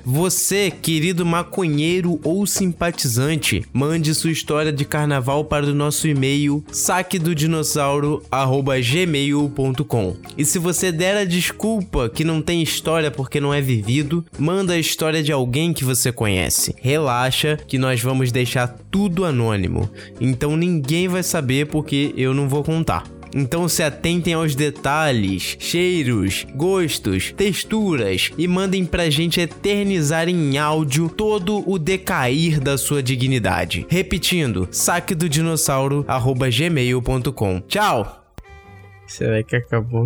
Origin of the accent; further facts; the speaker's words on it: Rio de Janeiro, Brazil; a gente é carioca